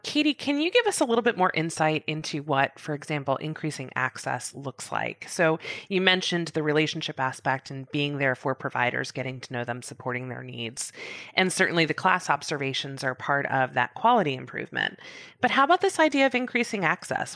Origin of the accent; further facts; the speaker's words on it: Virginia, United States; Virginia, my home state.